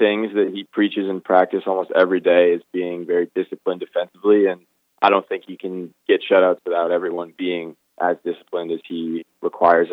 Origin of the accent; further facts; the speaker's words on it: Brookline, Massachusetts, United States; also born or lived in New Orleans, Louisiana / Winston-Salem, North Carolina; moved up to Brookline right outside of Boston for the last 16 years now, I'd say. So really spent most of my childhood in Brookline.